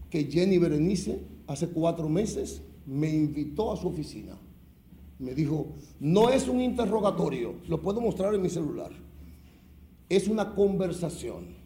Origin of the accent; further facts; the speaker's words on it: Dominican Republic; Yo soy un hombre serio. Yo soy un dominicano serio.